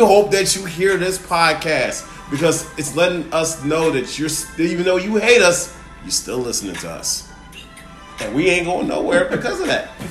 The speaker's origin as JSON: {"language": "English", "area": "West Side", "region": "Illinois", "country": "United States", "tie": "born or raised there", "said": "I grew up and I was born and raised on the West Side"}